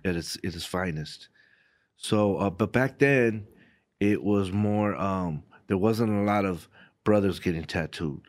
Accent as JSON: {"language": "English", "region": "Southern California", "country": "United States", "tie": "born or raised there", "said": "growing up in Southern California"}